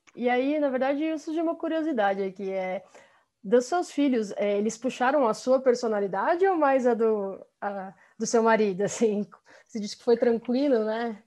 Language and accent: Portuguese; Brazil; also born or lived in United States; nós crescemos aqui no, no Brasil mas com 18 anos a gente foi, eu e meu irmão, nós fomos fazer faculdade fora, então, então nós ficamos aí sete anos morando nos Estados Unidos